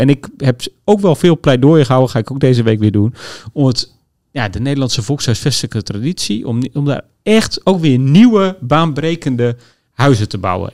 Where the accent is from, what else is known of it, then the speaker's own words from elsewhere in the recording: Groningen, Netherlands; ik kom uit Groningen